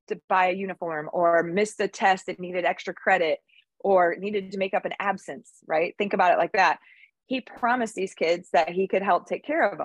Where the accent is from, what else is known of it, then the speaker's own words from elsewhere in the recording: Michigan, United States; now in Pensacola, United States; I grew up in Michigan, where it's way wicked more cold than it is here in Pensacola. And I'm from a small town